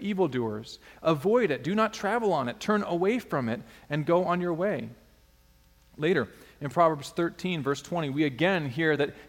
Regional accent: Alaska, United States; a kid growing up in Alaska wanting to be known for sports

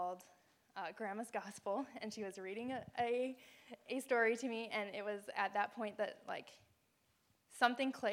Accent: United States; I am from the Quad Cities area. It's like an hour and a half north of here.

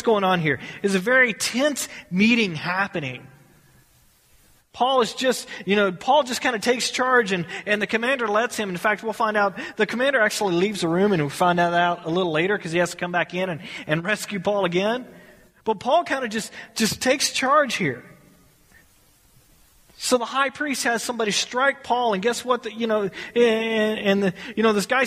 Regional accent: United States; We are American citizens.

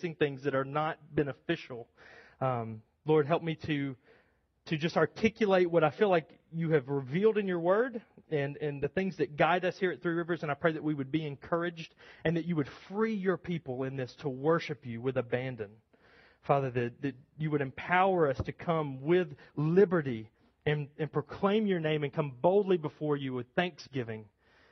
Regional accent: United States; American Christians

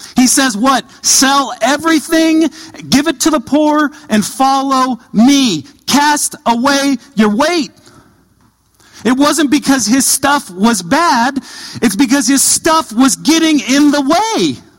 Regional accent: Southern California, United States; moved away; I grew up in Southern California

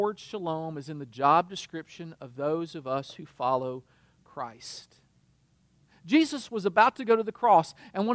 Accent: United States; as an American

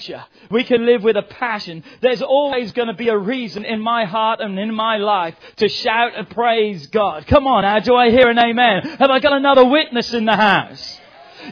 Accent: England, United Kingdom; now in United States; England's not home to me anywhere. That's the place I was born.

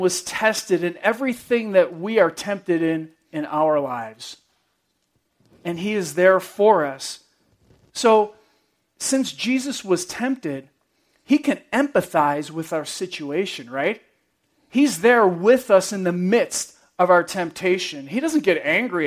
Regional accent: New York, United States; I'm from New York

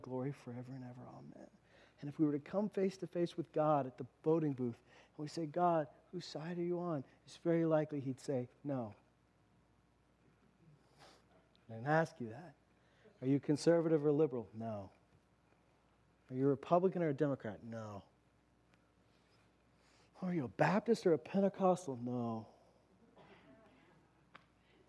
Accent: Canada; we're Canadians

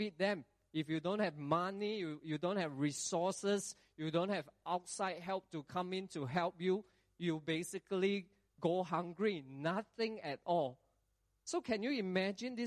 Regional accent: Singapore; we as Singaporean

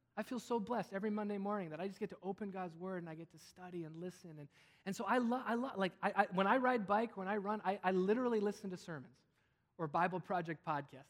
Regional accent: Wisconsin, United States; I grew up in Wisconsin

